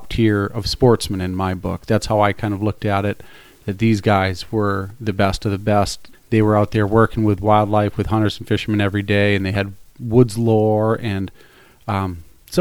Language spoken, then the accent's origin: English; Southampton, New Hampshire, United States; I grew up in coastal New Hampshire. I grew up in Southampton